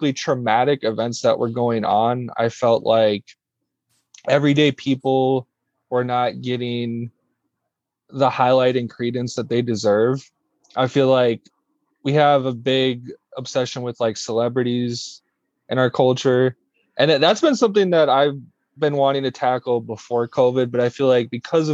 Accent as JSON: {"language": "English", "town": "Brooklyn Center", "region": "Minnesota", "country": "United States", "tie": "born or raised there", "said": "I'm from Brooklyn Center, Minnesota, born and raised. I still live here"}